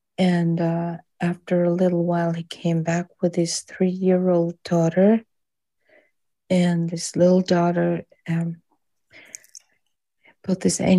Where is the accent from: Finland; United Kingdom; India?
Finland; Hello, I'm …, and I'm from Finland.